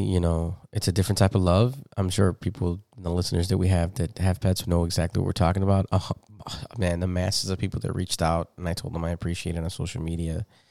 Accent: Chicago, Illinois, United States; I grew up in Humboldt Park

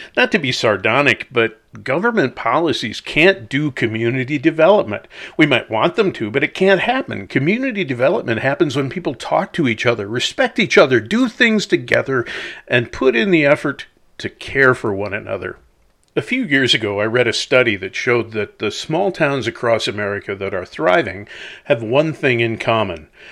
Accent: La Crosse, Wisconsin, United States; I grew up in La Crosse, Wisconsin

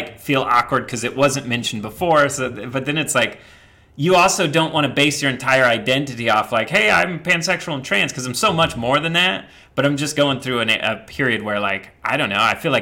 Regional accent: Midwest, United States; I grew up in the Midwest

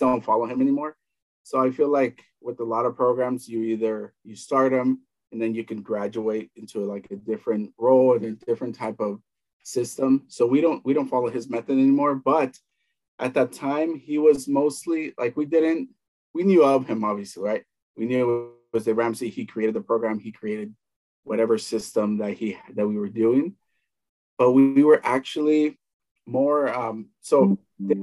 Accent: Southern California, United States; also born or lived in El Salvador; I grew up in the United States, uh, between mostly in, in, California, northern for a few years, and mostly in Southern California

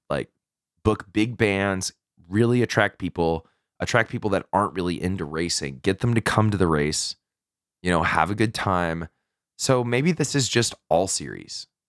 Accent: Texas, United States; I'm from Texas

